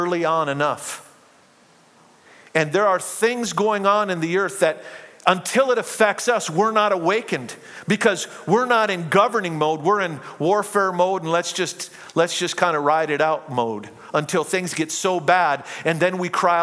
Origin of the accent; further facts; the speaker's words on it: United States; I am a citizen of heaven before I'm a citizen of the United States